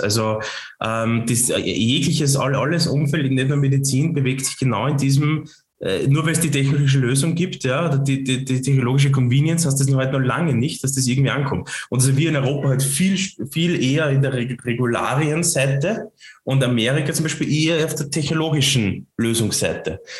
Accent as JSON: {"language": "German", "region": "Lower Austria", "country": "Austria", "accent": "Lower Austrian", "said": "mit meinem niederösterreichischen Dialekt"}